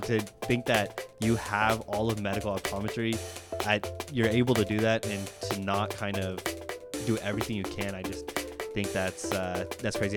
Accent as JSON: {"language": "English", "region": "Oklahoma", "country": "United States", "said": "I'm from Oklahoma"}